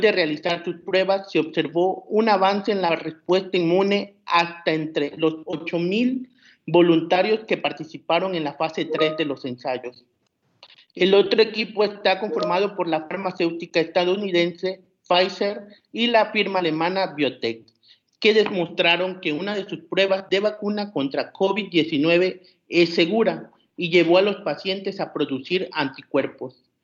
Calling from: Tabasco, Mexico; Saludos desde Tabasco, en representación de la Red Mexicana de Periodistas de Ciencia.

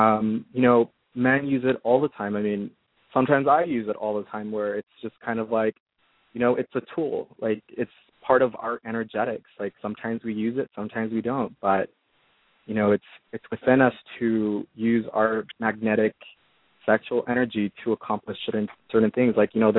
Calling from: California, United States; I'm calling from California.

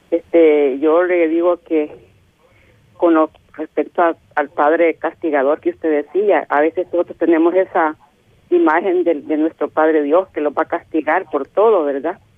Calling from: Soyapango, San Salvador, El Salvador

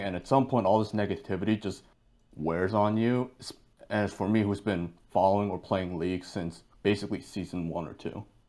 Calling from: Boston, Massachusetts, United States; I am calling from Boston, Massachusetts.

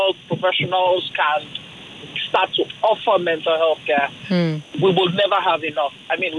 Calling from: Ojota, Lagos, Nigeria; I'm calling from Ojota.

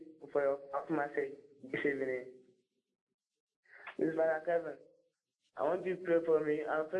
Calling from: Western Region, Ghana; I'm calling from Akpangwe in Western Region.

